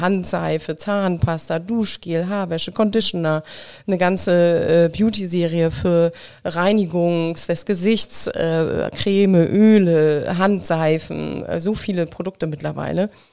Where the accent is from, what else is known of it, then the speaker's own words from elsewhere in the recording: Mecklenburg-Vorpommern, Germany; moved away; ich komme aus Mecklenburg, also dementsprechend spreche ich natürlich kein Sächsisch wie du, auch nicht Bayerisch